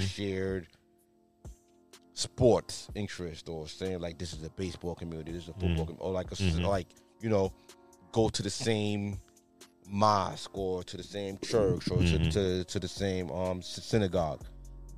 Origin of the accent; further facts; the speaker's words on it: Long Island, New York, United States; also born or lived in Flushing, Queens, New York; I was born in Flushing, moved to Long Island, but when I first came out here, my parents put me in a private school, Our Lady of Lourdes